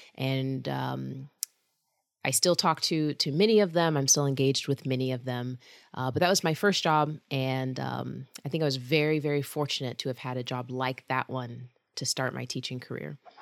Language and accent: English; Lawrenceville, Georgia, United States; moved away as an adult; also born or lived in Indiana / Kansas / South Carolina; now in Pennsylvania, United States; I grew up in Lawrenceville, Georgia